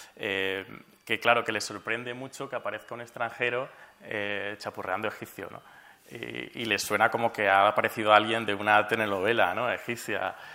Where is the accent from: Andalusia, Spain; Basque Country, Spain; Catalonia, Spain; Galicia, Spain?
Andalusia, Spain; from Granada, Seville; moved away as an adult; also born or lived in Cairo, Egypt; soy español, andaluz, granadino, sevillano